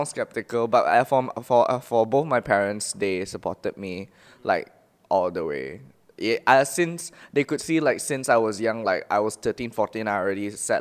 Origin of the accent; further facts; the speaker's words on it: Ipoh, Perak, Malaysia; I'm from a small town of Ipoh